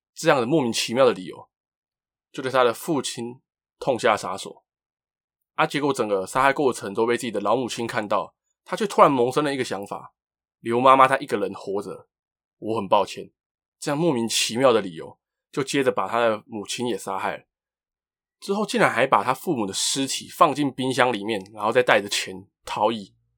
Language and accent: Chinese; Taiwan; 引起了 Twitter 还有我们台湾人的热议